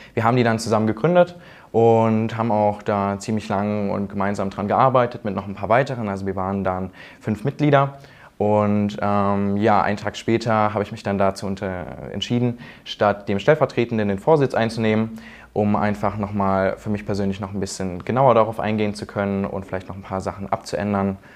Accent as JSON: {"language": "German", "region": "Thuringia", "country": "Germany", "said": "ich komme aus Thüringen"}